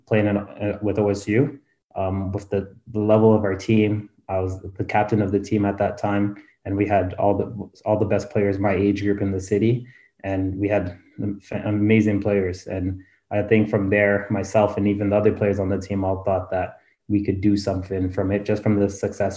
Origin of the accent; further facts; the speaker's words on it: Ottawa, Ontario, Canada; moved away as an adult; now in Lappeenranta, Finland; Originally, I was born more in the Nepean area. I grew up in Drapincourt.